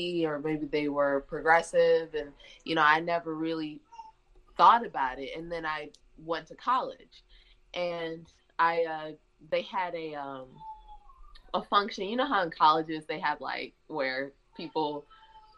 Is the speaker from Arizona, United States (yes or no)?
no; Detroit, Michigan, United States; moved away as an adult; also born or lived in Indiana; now in Mississippi, United States; I grew up in Michigan I'm actually from the Detroit suburbs.